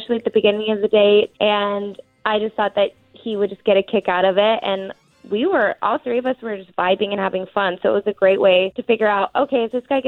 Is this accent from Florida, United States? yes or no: no; Jenks, Oklahoma, United States; I'm from Jinx